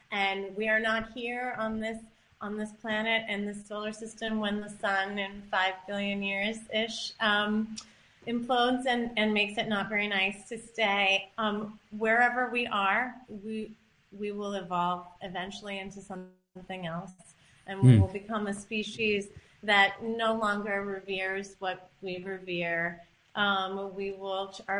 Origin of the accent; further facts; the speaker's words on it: Ithaca, New York, United States; I grew up in Ithaca